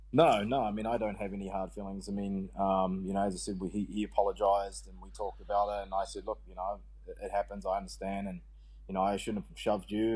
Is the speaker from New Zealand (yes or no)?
yes; New Zealand; I, had a great time growing up there. It's a small, you know, sort of rural ruralish community